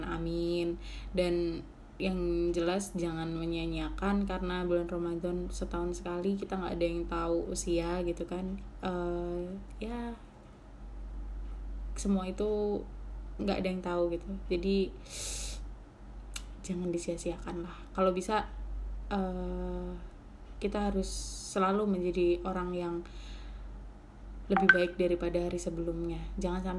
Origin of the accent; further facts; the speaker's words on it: Gresik, East Java, Indonesia; jadi itu makanan khas di daerah aku kan di Gresik